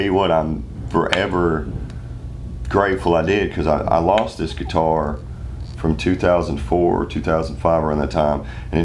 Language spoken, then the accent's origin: English; Western Kentucky, United States; I'm from Western Kentucky, home of Merle Travis